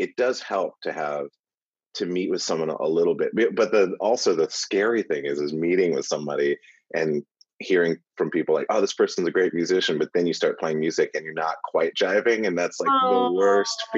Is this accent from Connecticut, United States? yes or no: no; Montana, United States; I grew up in Montana